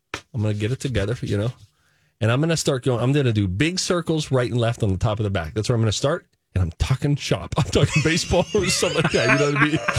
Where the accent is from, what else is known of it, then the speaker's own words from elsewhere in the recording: Highlands, Pennsylvania, United States; Oh, my gosh, I'm from Highlands.